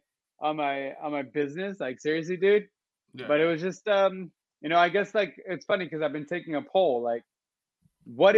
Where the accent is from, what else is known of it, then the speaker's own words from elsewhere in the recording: Los Angeles, California, United States; moved away as an adult; also born or lived in Boston, Massachusetts / Israel; I was born in Boston, Massachusetts. I was raised in Venice Beach, California